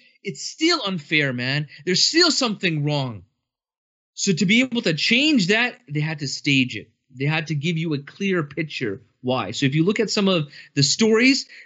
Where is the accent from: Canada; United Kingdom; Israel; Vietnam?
Canada; I have been born and raised in Canada.